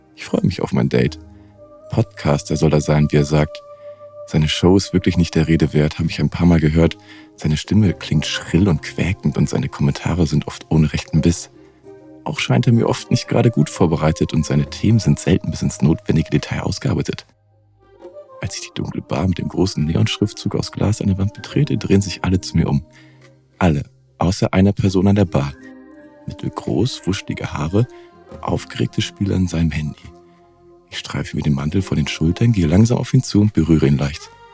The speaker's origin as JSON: {"language": "German", "region": "Northern Germany", "country": "Germany", "moved": "yes", "lives_now": "Cologne, Germany", "said": "ich bin ja aus dem Norden"}